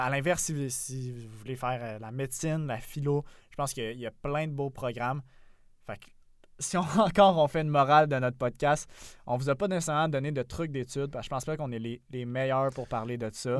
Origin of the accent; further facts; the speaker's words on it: South Shore of Montreal, Quebec, Canada; now in Montreal, Canada; j'étais dans mon petit carcan de la rive sud de, de Montréal. Après, j'étais allé, tu sais, dans la grande banlieue de Québec